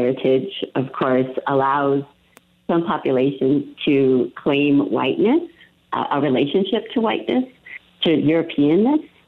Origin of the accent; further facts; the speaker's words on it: Santa Fe, New Mexico, United States; growing up in Santa Fe, I went to De Vargas Middle School